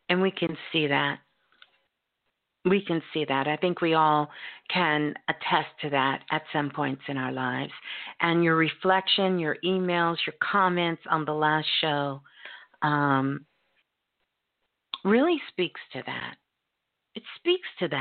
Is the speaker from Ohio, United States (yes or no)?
no; Brooklyn, New York, United States; Brooklyn, my hometown